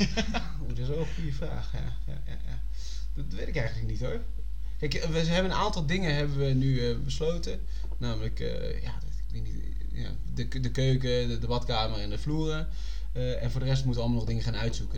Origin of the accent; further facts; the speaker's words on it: Utrecht, Netherlands; als Utrechter